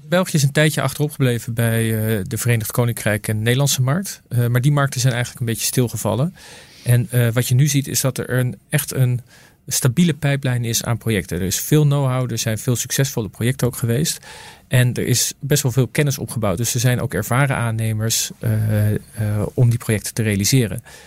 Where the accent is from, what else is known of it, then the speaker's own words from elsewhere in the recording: Netherlands; ik kom natuurlijk uit Nederland.